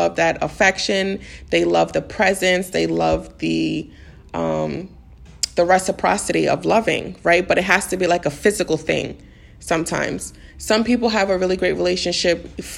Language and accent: English; New York City, New York, United States; moved away as an adult; also born or lived in Maryland; I grew up in the Bronx all my life. So I moved to Maryland